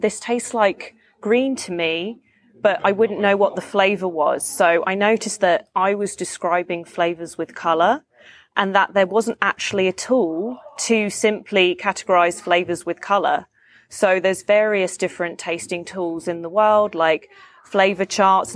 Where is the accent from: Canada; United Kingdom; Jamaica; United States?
United Kingdom; London; I'm from London.